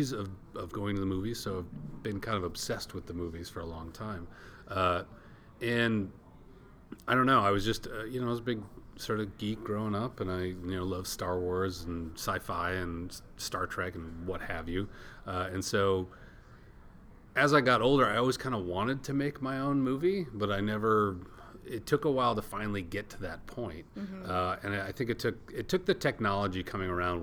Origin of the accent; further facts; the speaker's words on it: Minnesota, United States; I'm from Minnesota